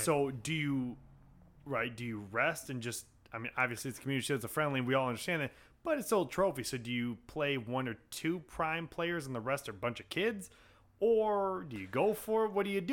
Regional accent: United States; as an American, uh, sports fan

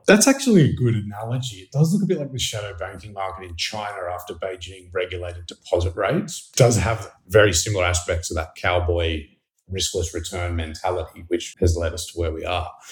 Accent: Australia; now in New York City, United States; I'm an Australian journalist based in New York City

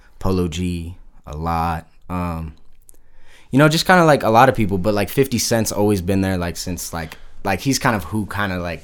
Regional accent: Park City, Utah, United States; also born or lived in Salt Lake City, Utah / Heber, Utah; I was born down here in Salt Lake. Lived in Heber for like the first 2 years of my life, and then moved into Park City and been there ever since

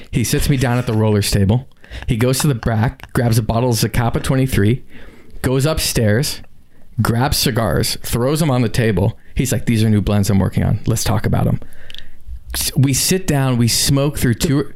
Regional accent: South Florida, United States; I'm born and raised in South Florida, but never really went all the way down to the Keys

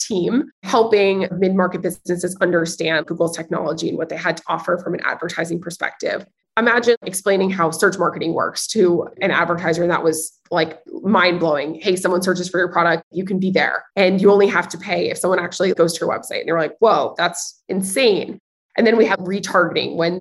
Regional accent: Nashville, Tennessee, United States; I'm originally from Nashville, Tennessee, which is very much a hot commodity these days. But growing up in Nashville

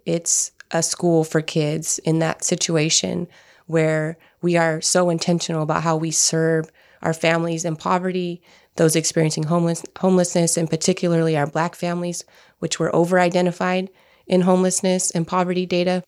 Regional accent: Turlock, California, United States; I grew up in the Central Valley, which is Turlock, to be exact, north of Fresno

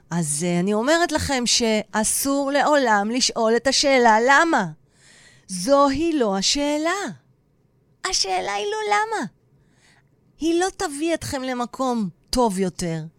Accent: Tel Aviv, Tel Aviv District, Israel; אני גם אהיה כמו הנחמנית, כי אני דוסית בנשמה שלי. אבל אני הכי תל אביבית וחילונית.

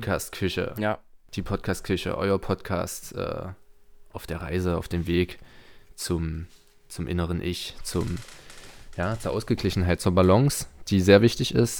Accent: Torgau, Saxony, Germany; born or raised there

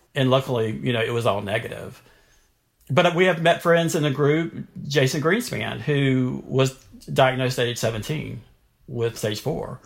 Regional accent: North Carolina, United States; I grew up in North Carolina

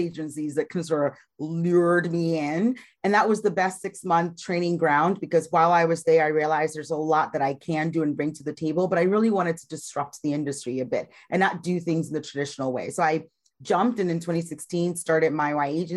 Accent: Ghana; moved away as an adult; also born or lived in Iowa, United States; now in United States; I was born and raised in Ghana, West Africa, and I migrated

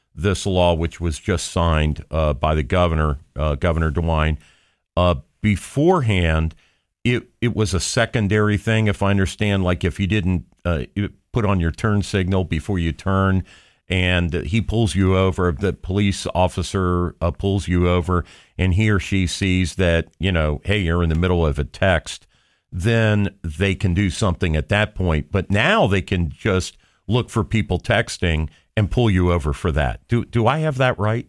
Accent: Johnstown, Ohio, United States; I'm from Johnstown, which is at the intersection of two state routes, 37 and 62

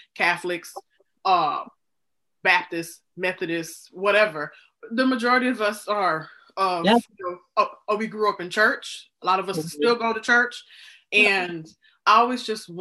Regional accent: the South, United States; growing up in the South

